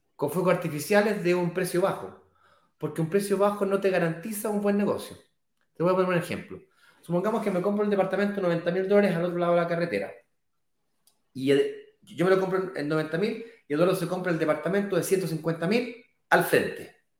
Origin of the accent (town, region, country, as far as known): Chile; now in Brazil